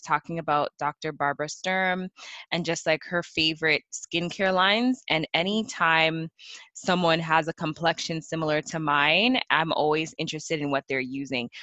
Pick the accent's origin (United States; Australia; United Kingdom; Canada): Canada; growing up in Canada